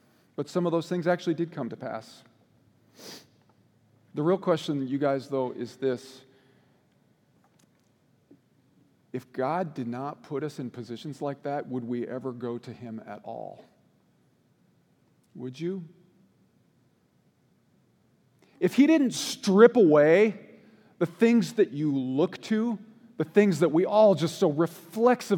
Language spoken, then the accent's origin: English; Washington, United States; moved away as an adult; also born or lived in Boise, Idaho; I grew up in Washington State, but we lived in Boise, Idaho for about a year and a half.